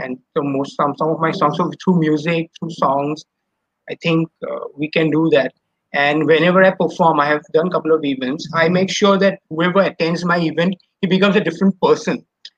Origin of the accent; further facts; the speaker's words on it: Guwahati, Assam, India; moved away as an adult; also born or lived in Mumbai; I'm from Guwahati.